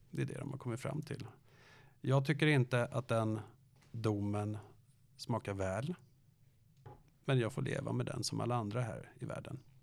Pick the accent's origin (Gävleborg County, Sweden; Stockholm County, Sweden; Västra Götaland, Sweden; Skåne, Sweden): Stockholm County, Sweden; Danderyd; Jag är från Danderyd